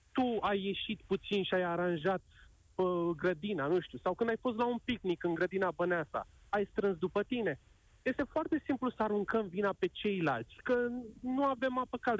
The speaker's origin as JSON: {"language": "Romanian", "region": "Bucharest", "country": "Romania", "also_born_or_lived": "Oslo, Norway", "moved": "as an adult", "said": "Eu sunt bucureștean"}